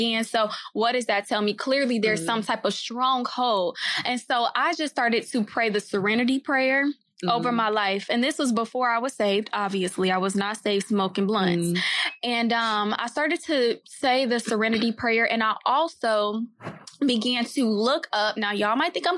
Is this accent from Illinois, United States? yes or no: yes; Oak Park, Illinois, United States; I'm from Oak Park, Illinois, so a Chicago suburb. And basically, my high school was called Oak Park Reefer Forest